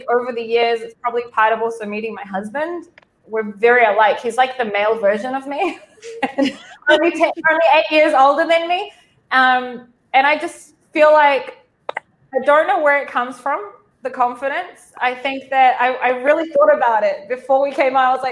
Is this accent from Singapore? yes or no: no; New Zealand; I grew up in New Zealand to Israeli parents